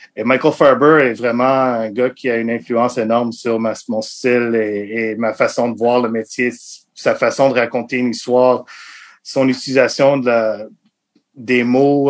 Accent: Montreal, Quebec, Canada; French is a second language; Je viens de Montréal. Je suis né à Montréal

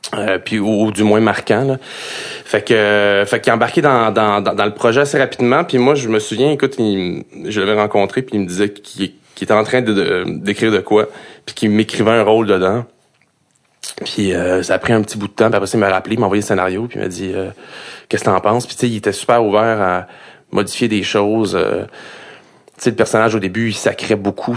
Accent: Montreal, Quebec, Canada; je viens de l'Est, je viens de Pointe-aux-Trembles

